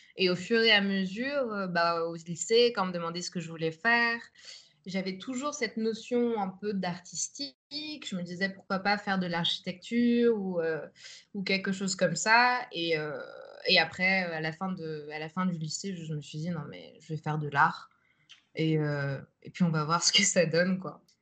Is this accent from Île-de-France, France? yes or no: yes; Nogent-sur-Marne, Île-de-France, France; moved away as an adult; now in Amsterdam, Netherlands; j'ai grandi en banlieue parisienne, à Nogent-sur-Marne